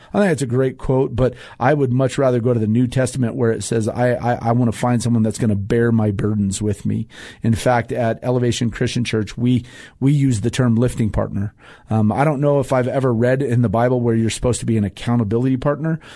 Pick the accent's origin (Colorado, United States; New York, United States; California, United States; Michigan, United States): Colorado, United States; Denver; growing up in Mont Bello